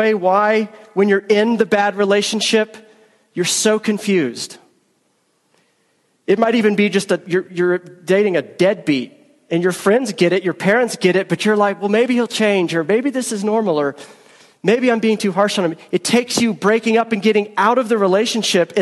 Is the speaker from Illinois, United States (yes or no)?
no; Georgia, United States; moved away as an adult; also born or lived in Philadelphia; I am a Southerner. I am a Georgian. First 25 years of my life, I lived in Georgia. I was raised in Georgia